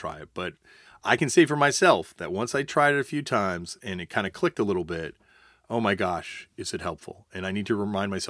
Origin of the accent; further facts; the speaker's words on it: Canada; I'm not just talking as a Canadian looking at America. I'm talking about a Canadian looking at Canada.